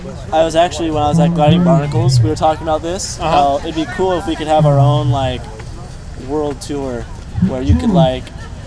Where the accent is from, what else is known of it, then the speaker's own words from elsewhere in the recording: Hermosa Beach, California, United States; I'm from Hermosa.